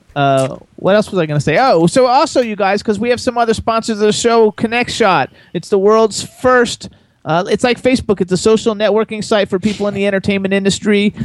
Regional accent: Miami, Florida, United States; moved away as an adult; now in New Hope, United States; I was born in Miami like you and raised in South Florida my whole life

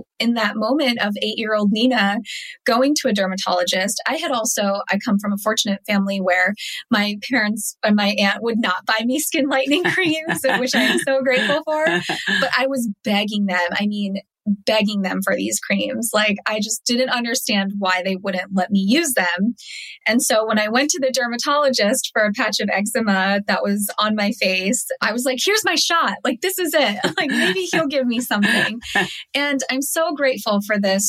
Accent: United States; first language Telugu; English is a second language; also born or lived in Syracuse, New York, United States / Vijayawada, India; growing up in America

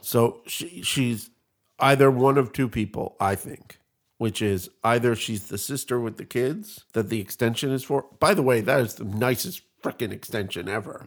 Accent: Canada; now in United States; I'm Canadian. I realize that. I live in America

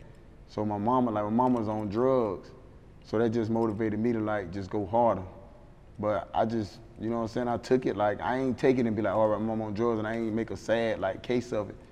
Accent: Miami, Florida, United States; now in Atlanta, United States; I'm from Miami. Like, I'm from Liberty City, Scott Project. So that's like the heart of Miami. So like growing up in Scott Project

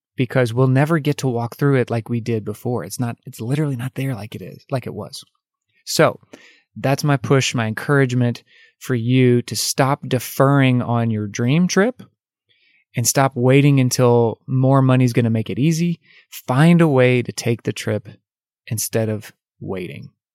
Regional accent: United States; as an American. We have so much freedom in our country

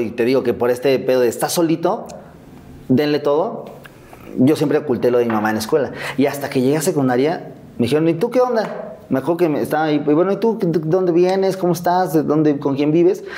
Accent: Mexico City, Mexico; Yo vivía en Azcapotzalco. Ahí crecí, crecí en Azcapotzalco.

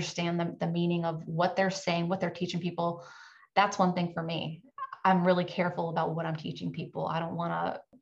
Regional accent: Virginia, United States; now in Florida, United States; My husband and I grew up in Virginia

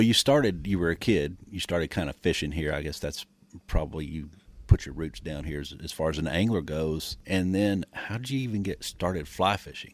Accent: Michigan, United States; moved away; I grew up in Michigan, and we had basically in our backyard we had ponds

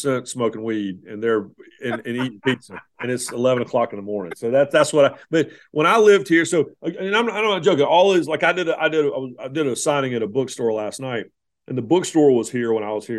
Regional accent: Raleigh, North Carolina, United States; Growing up in Raleigh, I lived in a bunch of different places in North Carolina, but primarily in Raleigh

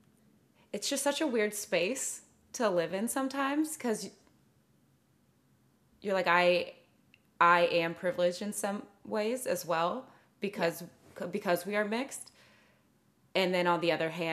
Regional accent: Clovis, California, United States; also born or lived in Fresno, California; I grew up in Fresno until I was like 8, and then, which is like a very more diverse place. And then I moved to Clovis, which is very white

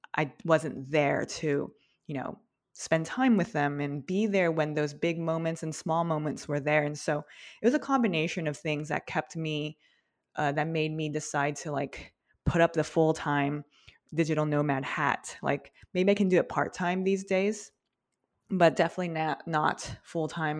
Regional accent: outside Los Angeles, Southern California, United States; I grew up in SoCal, a little bit in, like, a suburb, a little bit outside of L

